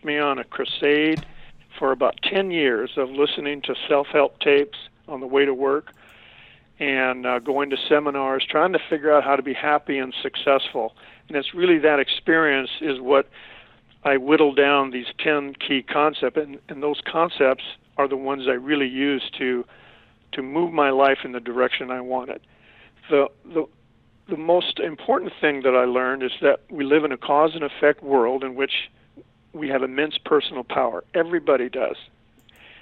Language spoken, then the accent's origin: English; San Pedro, California, United States; a lowrider and street fighter growing up in San Pedro